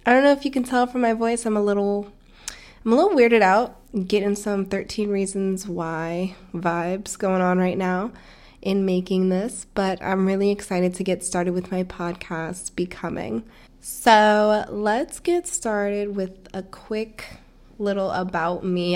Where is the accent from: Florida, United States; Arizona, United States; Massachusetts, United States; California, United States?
Florida, United States; also born or lived in Stamford, Connecticut; I was born in Connecticut, raised in Florida